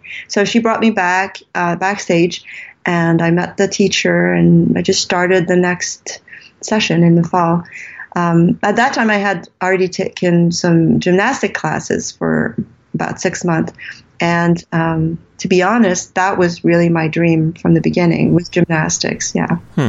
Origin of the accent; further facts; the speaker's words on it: Canada; also born or lived in California; Well, first of all, I was born from French Canadians. My parents were actually from Montreal, and my father was doing a psychology degree in California at Berkeley. So I was born during that time. And they came back to Canada when I was 1.5.